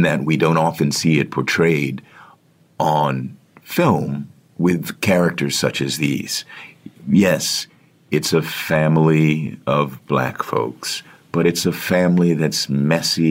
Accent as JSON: {"language": "English", "town": "Washington", "region": "District of Columbia", "country": "United States", "tie": "born or raised there", "said": "Washington, D.C., which is my hometown"}